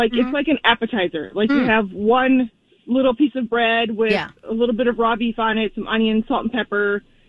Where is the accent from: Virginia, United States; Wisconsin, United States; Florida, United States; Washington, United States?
Wisconsin, United States; now in Minneapolis–Saint Paul, United States; I grew up in Wisconsin. I do live in the cities here.